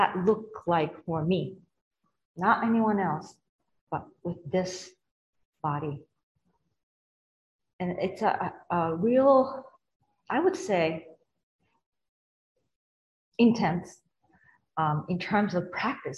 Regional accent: Japan; moved away; I come from Japan

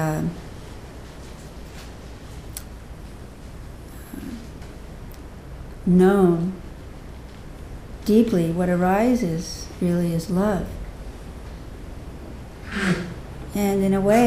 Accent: Southern California, United States; moved away; also born or lived in Bronx, New York; I was actually born in New York, in the Bronx, but I was raised mostly in California, Southern California

